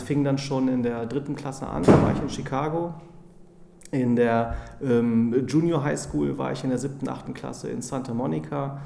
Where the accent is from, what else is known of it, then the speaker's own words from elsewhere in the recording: Braunschweig, Lower Saxony, Germany; also born or lived in California; now in Hamburg, Germany; bin äh, gebürtiger Braunschweiger